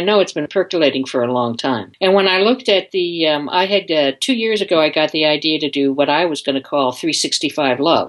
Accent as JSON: {"language": "English", "area": "just outside of Detroit", "region": "Michigan", "country": "United States", "tie": "born or raised there", "said": "I grew up in Michigan, just outside of Detroit"}